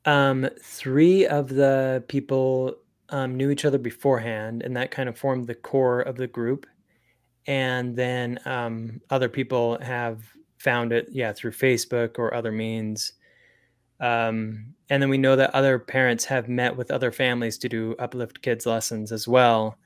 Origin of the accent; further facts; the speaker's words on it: Springville, Utah, United States; I was raised in Springville, Utah